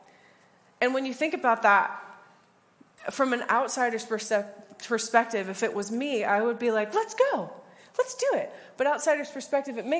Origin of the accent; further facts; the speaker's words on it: United States; I'm from the States as well.